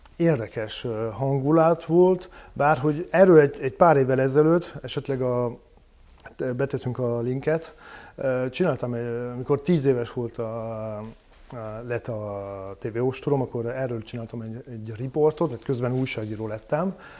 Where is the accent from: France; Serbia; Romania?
France; Hungarian is a second language; moved away as an adult; now in Hungary; a bevándorlás helyzet Franciaországban és Nyugat-Európában általában elég durva lett, és akkor mondjuk egy vegyes társadalomban nőttem fel